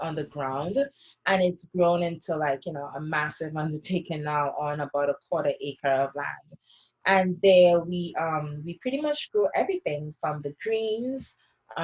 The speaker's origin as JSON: {"language": "English", "country": "Trinidad & Tobago", "tie": "born or raised there", "moved": "yes", "lives_now": "United States", "said": "I was growing up in Trinidad, and even sometimes here in the US when I first came"}